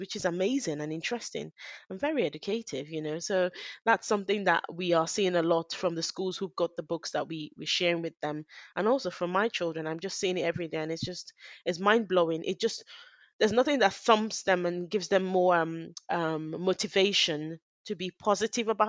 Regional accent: Nigeria; now in United Kingdom; I'm Nigerian, I'm British

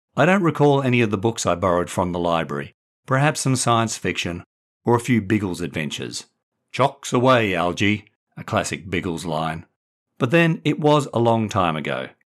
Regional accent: Perth, Western Australia, Australia; also born or lived in England / Brighton, England; now in Sydney, Australia; from my childhood in Perth to my mid-twenties and thirties in England and as a middle-aged dad in Sydney

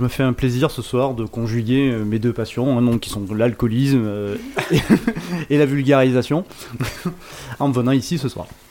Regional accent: Languedoc, Occitania, France; Donc je viens du Languedoc, ça s'entend un petit peu à mon accent.

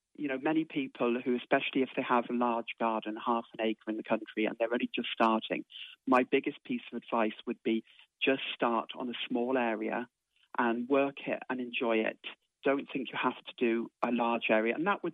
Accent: Oxford, South East England, United Kingdom; moved away as an adult; now in Ireland; When I first came to Ireland in 1981, I came from Oxford with my husband, and we bought a cottage down a very quiet country road with an acre of land

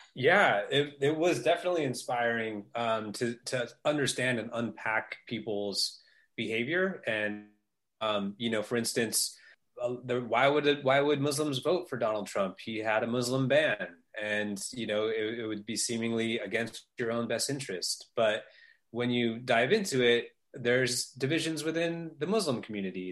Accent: Northern California, United States; I grew up in Northern California in the early days of Silicon Valley.

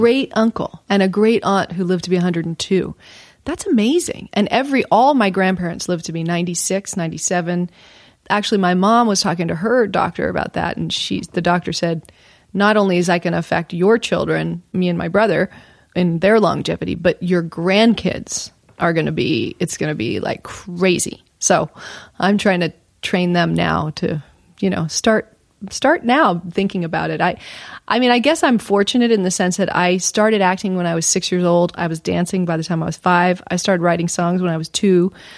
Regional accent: Houston, Texas, United States; I was born in Texas, Houston, Texas

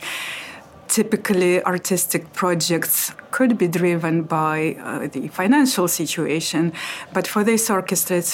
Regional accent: Russia; moved away as an adult; now in London, United Kingdom; I'm from Russia

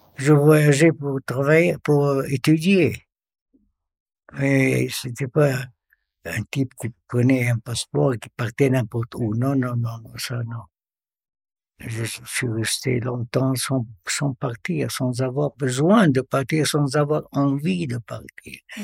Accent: Beirut, Beirut Governorate, Lebanon; moved away as an adult; now in Sierre, Switzerland; J'ai grandi au, à Beyrouth. Je suis libanais

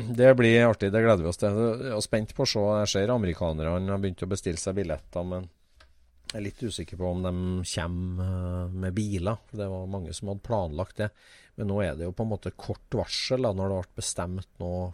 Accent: Norway; vi er nordmenn

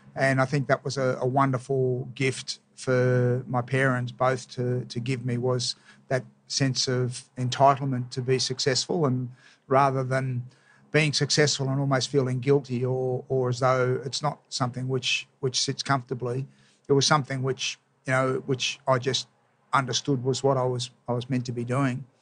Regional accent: Melbourne, Victoria, Australia; I grew up in Melbourne.

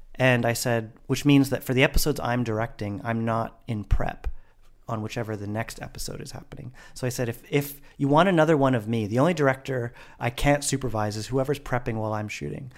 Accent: Vancouver, British Columbia, Canada; in Vancouver, in my hometown

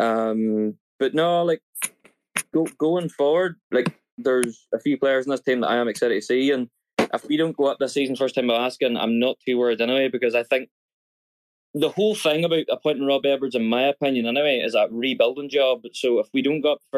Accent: Northern Ireland, United Kingdom; moved away; I'm originally from Northern Ireland

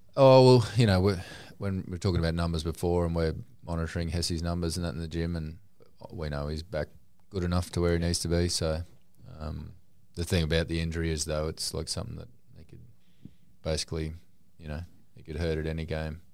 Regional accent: Newcastle, New South Wales, Australia; I was born in Newcastle

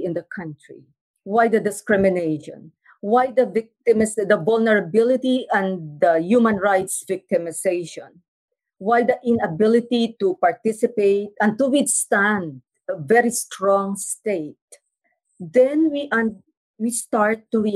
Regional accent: Mindanao, Philippines; I come from Mindanao, and Mindanao is a zone of conflict

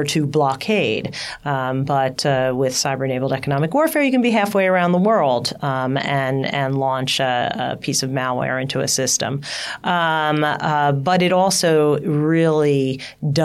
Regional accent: United States

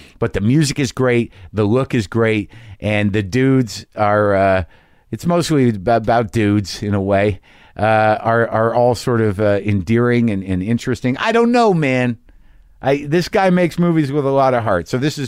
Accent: Albuquerque, New Mexico, United States; I'm from Albuquerque. It all felt familiar to me.

